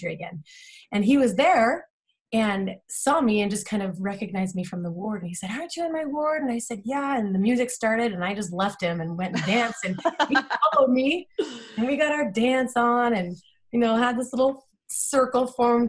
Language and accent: English; Salt Lake City, Utah, United States; I am from Salt Lake City, Utah. I went to Olympus High